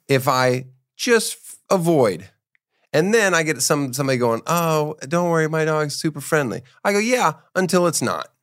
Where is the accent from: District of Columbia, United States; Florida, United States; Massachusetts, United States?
Florida, United States; moved away; also born or lived in Miami; I'm from Florida. I'm from Miami, so I, well, I'm not from Miami, but I lived there for a week